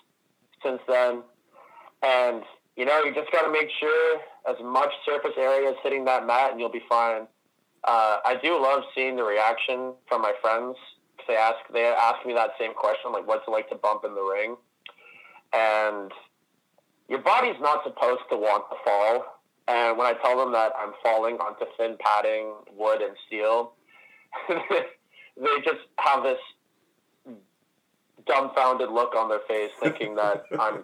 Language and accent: English; Ottawa, Ontario, Canada; living 2 hours away in Ottawa, trying to make the trip multiple times a week. But shortly after the Keep opened, a school that's run by Evil Uno and Stu Grayson right here in my hometown